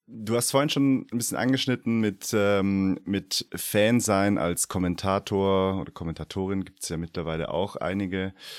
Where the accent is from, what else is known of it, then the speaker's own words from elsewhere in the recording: Stuttgart region, Baden-Württemberg, Germany; ich komme auch aus der Region Stuttgart